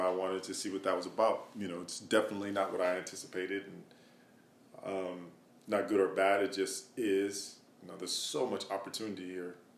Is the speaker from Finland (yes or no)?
no; Madison, Wisconsin, United States; I'm from Madison, Wisconsin, a small town in the Midwest